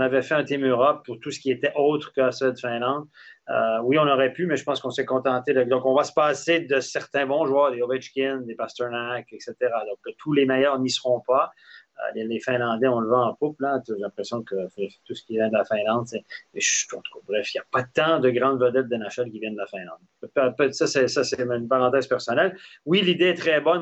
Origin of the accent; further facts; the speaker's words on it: Quebec City, Quebec, Canada; c'est mon bled, c'est là d'où je viens, la région de Québec